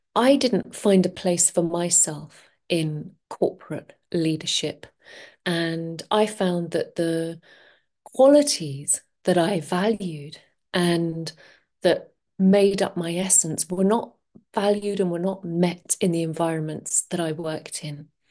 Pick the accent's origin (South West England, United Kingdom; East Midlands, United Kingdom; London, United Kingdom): London, United Kingdom; moved away; I'm from London originally, and I used to work in the corporate world